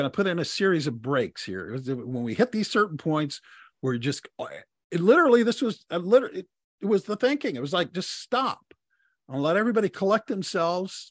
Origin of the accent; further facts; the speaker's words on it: Texas, United States; I was born in the South and grew up in the South and, uh, was raised primarily in Texas.